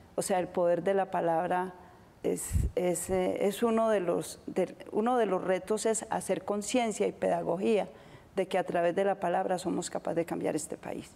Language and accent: Spanish; Antioquia, Colombia; como antioqueña